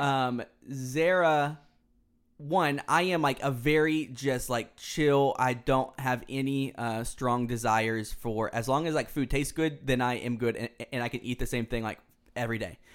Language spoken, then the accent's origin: English; Houston, Texas, United States; also born or lived in Dallas, Texas; growing up in Houston, it's a, it's along the Gulf Coast